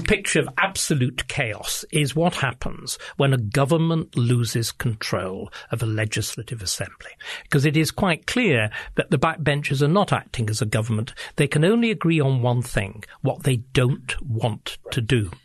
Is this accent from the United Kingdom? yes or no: yes; England, United Kingdom; I speak as an Englishman